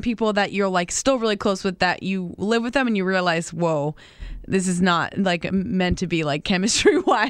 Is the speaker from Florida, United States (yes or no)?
yes; Wellington, Florida, United States; moved away as an adult; also born or lived in West Palm Beach; now in Jacksonville, United States; I lived in Wellington. I went to Wellington High.